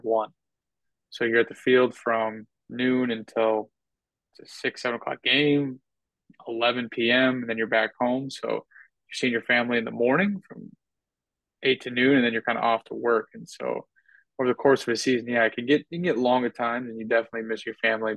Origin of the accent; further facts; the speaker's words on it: North Dakota, United States; moved away as an adult; now in Tampa, United States; I'm from North Dakota, so it's not like I'm living in some big area. We're now living in Tampa